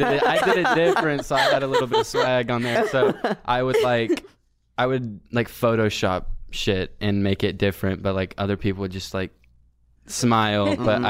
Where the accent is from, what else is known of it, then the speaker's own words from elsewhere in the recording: Texas, United States; I am from Texas.